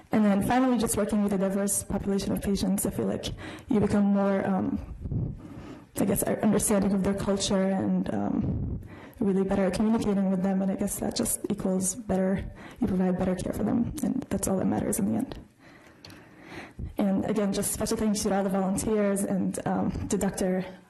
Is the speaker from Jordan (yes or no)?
yes; Jordan; I mean, even for me, I am from Jordan, but I've never been in a refugee camp before, and I've never been in a situation like this.